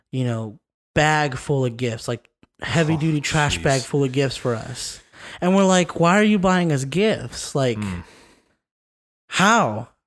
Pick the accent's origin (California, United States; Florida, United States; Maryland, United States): California, United States; now in Las Vegas, United States; So we're originally from Southern California.